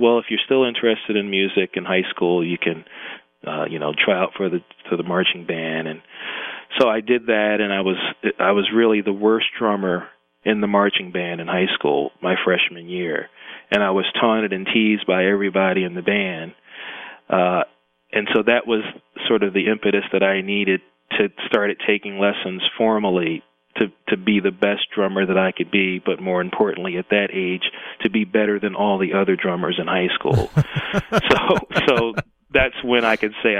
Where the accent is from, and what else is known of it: Philadelphia, Pennsylvania, United States; born or raised there; also born or lived in Brooklyn, New York / Voorhees, New Jersey